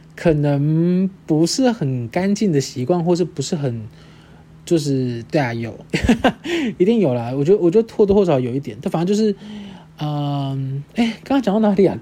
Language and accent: Chinese; Kaohsiung, Taiwan; moved away; 我的家庭就是我的老家。我这次回高雄的时候